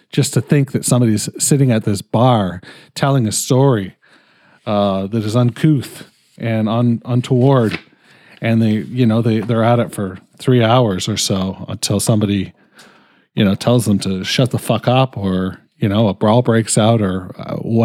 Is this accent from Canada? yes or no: yes; Canada; I'm fucking Canadian